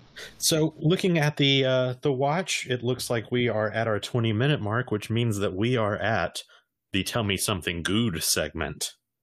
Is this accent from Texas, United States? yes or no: no; Mississippi Gulf Coast, United States; also born or lived in Jackson, Mississippi; So we're from Jackson, Mississippi. I grew up on the coast, which is where the comic shop is.